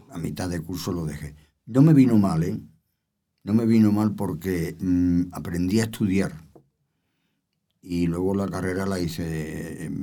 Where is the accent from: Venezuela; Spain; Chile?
Spain; Andalusia; bueno, que no se me nota mucho, no se me nota que soy andaluz. Que lo soy.